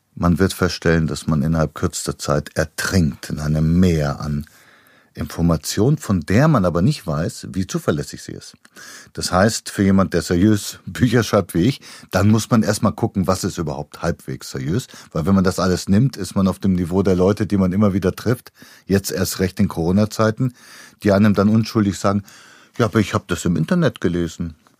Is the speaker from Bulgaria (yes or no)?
yes; Bulgaria; moved away; in Bulgarien, wo ich herkomme